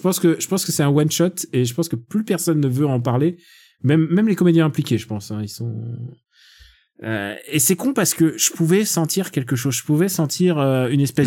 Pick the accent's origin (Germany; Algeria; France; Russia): Russia; je suis russe